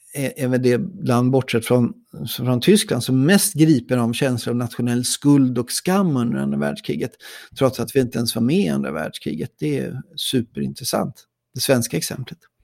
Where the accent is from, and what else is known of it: Sweden